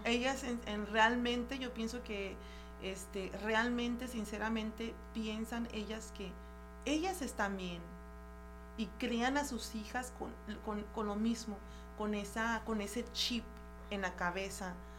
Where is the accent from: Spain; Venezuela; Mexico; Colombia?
Mexico; yo me siento súper orgullosa de ser mexicana súper orgullosa de venir de donde vengo